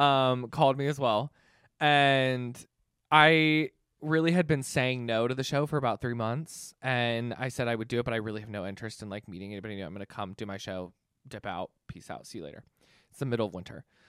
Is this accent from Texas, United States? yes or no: no; Canton, Ohio, United States; also born or lived in New York; I am originally from Canton, Ohio, so not very far from here